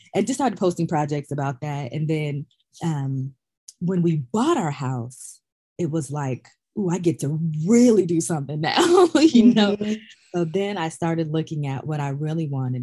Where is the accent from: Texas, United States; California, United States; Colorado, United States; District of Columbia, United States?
California, United States; Sacramento; I was born and raised in Sacramento, California